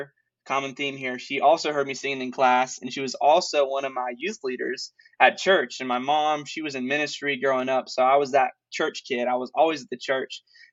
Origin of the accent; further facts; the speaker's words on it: Sioux Falls, South Dakota, United States; moved away as an adult; also born or lived in Joplin, Missouri; now in Franklin, United States; I was born in Joplin, Missouri, and I moved to Sioux Falls, South Dakota when I was 9 years old